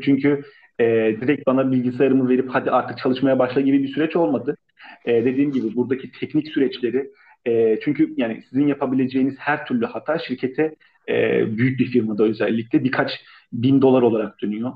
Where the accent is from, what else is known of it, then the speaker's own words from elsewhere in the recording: Istanbul, Turkey; Ben İstanbulluyum